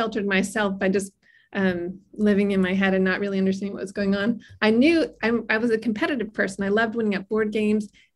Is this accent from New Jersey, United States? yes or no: yes; White House Station, New Jersey, United States; I grew up in New Jersey in a really rural area called White House Station.